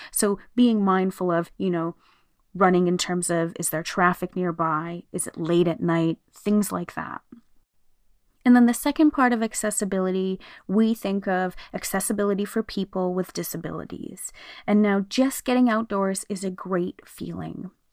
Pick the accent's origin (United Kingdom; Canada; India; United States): Canada; here in Canada, we have the annual Terry Fox run, which we have celebrated always. I know growing up, every year in school we did it.